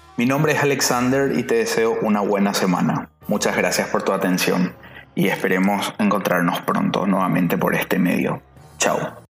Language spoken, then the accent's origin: Spanish; Paraguay; en mi país